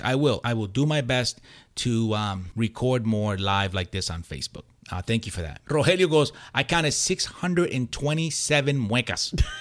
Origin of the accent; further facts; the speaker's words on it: Puerto Rico; moved away; growing up in Puerto Rico